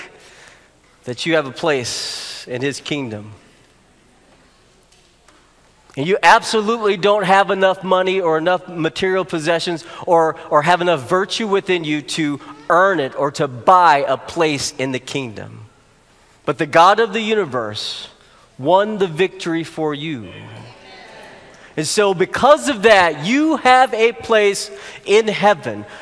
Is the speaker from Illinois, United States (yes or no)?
no; Arkansas, United States; moved away; I grew up in Arkansas, and that's my home state.